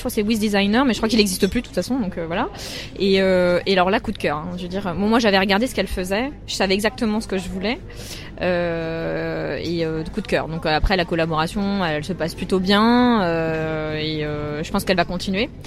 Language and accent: French; Metz, Grand Est, France; also born or lived in Paris / China; je suis née à Paris mais euh, j'ai habité à Metz pendant très longtemps et j'ai été expatriée euh, enfin, avec ma, famille en Chine pendant 4 ans.